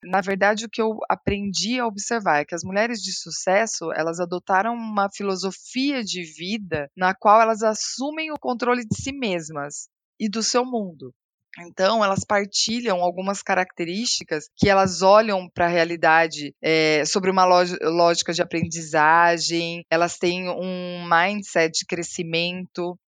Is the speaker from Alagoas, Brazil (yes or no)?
no; Paraná, Brazil; now in São Paulo, Brazil; eu nasci no Paraná e eu cresci em um lar com pais que começaram a trabalhar muito jovens